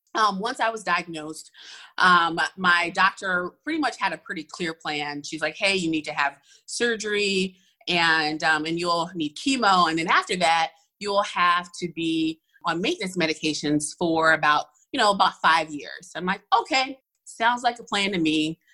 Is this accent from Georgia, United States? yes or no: yes; Atlanta, Georgia, United States; I am originally from Atlanta. So I'm at one of those few Atlanta natives